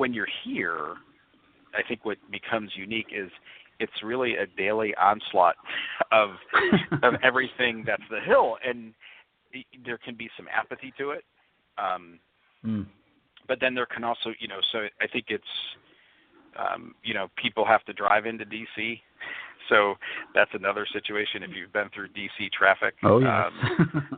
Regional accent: Northwest Indiana, United States; moved away; living close to Chicago growing up in Northwest Indiana

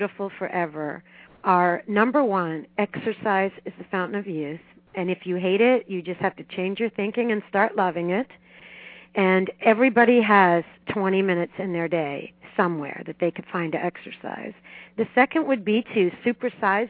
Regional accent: Miami, Florida, United States; I grew up in Miami

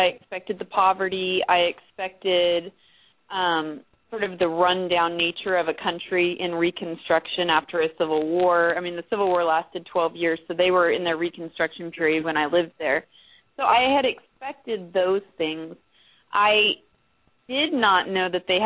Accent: United States; also born or lived in El Salvador; being an American female down there

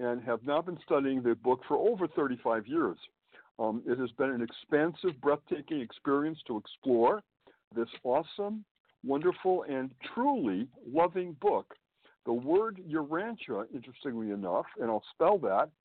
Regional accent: Springfield, Massachusetts, United States; moved away as an adult; also born or lived in Boston, Massachusetts; now in New York City, United States; I was born and raised in New England, Springfield, Massachusetts, to be precise.

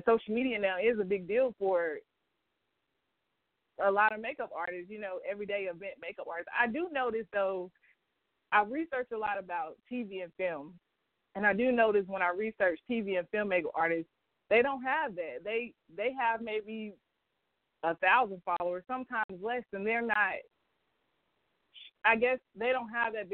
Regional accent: Rock Hill, South Carolina, United States; I'm from Rock Hill, South Carolina. I grew up here since I've been four.

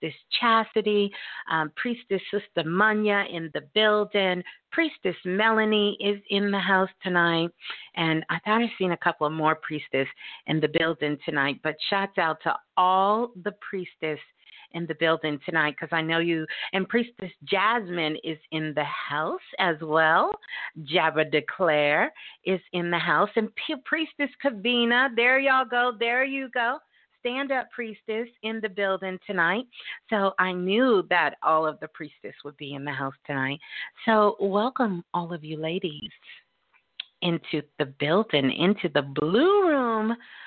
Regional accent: Brooklyn, New York, United States; Brooklyn, my hometown, my born state

